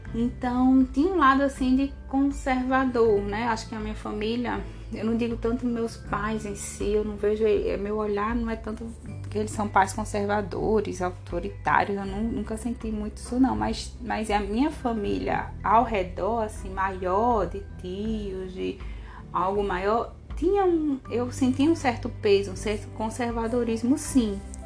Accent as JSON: {"language": "Portuguese", "town": "Natal", "region": "Rio Grande do Norte", "country": "Brazil", "tie": "born or raised there", "said": "Eu cresci ali em Ponta Negra, na praia de Ponta Negra"}